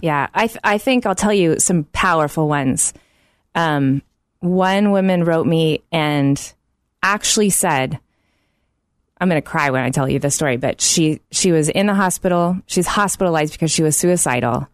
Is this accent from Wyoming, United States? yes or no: no; Oklahoma City, Oklahoma, United States; growing up in Oklahoma City